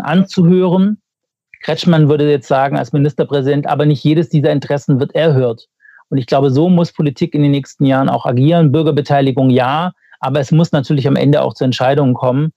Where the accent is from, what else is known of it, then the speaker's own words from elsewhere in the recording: Baden-Württemberg, Germany; ich komme ja aus Baden-Württemberg